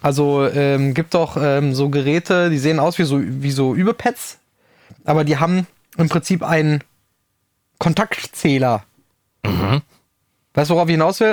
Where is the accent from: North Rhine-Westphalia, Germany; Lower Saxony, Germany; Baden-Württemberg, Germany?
North Rhine-Westphalia, Germany; Rüthen; ich komme aus dem Sauerland